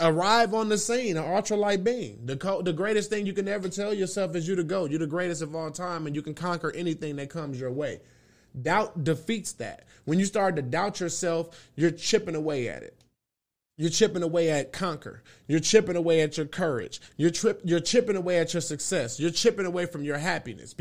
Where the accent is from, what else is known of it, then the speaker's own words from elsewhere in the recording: Milwaukee, Wisconsin, United States; I come from Milwaukee, Wisconsin, 414